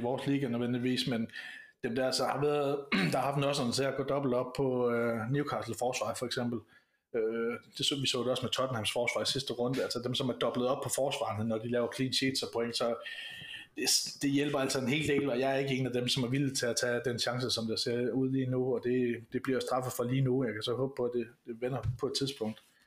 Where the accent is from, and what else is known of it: Denmark